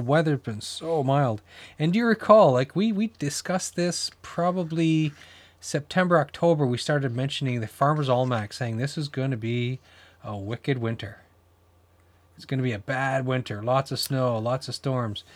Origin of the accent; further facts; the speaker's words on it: New Brunswick, Canada; I grew up in New Brunswick